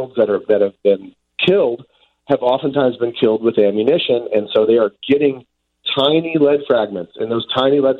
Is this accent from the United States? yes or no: yes; Decatur, Illinois, United States; also born or lived in Monticello, Illinois; now in Montana, United States; Growing up in central Illinois